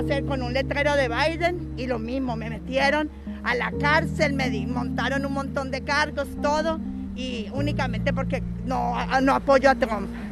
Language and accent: Spanish; Colombia; now in Florida, United States; Yo soy de, la, de Colombia y vivo en la Florida. Hace 30 años llegué buscando el sueño americano